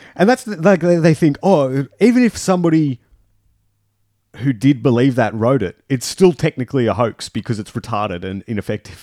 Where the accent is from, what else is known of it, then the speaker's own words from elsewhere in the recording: Junee, New South Wales, Australia; I'm from June